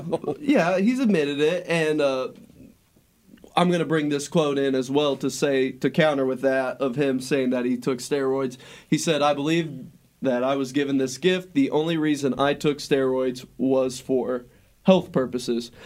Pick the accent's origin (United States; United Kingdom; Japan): United States; we, as the American people